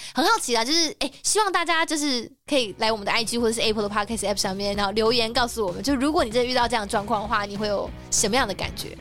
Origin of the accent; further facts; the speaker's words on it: Taiwan; 我们是台湾人